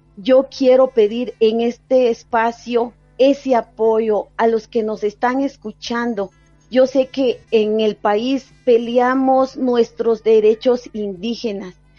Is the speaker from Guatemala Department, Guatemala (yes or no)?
no; Palajunoj Valley, Quetzaltenango, Guatemala; mi pueblo, mi país